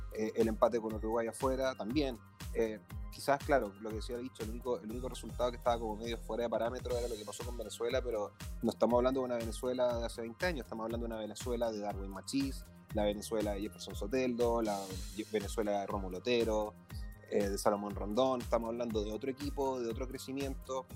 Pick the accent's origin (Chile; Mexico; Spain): Chile; bien sabemos los chilenos